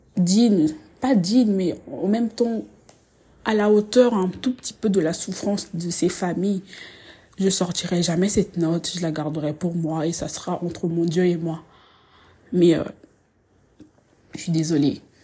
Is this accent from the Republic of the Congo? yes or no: yes; Republic of the Congo; je suis congolaise